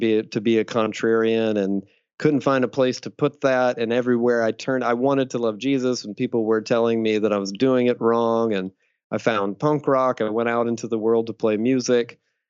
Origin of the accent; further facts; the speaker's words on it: Deep South, United States; I grew up in the Deep South, fundamentalist Southern Baptist during the satanic panic of the 80s and 90s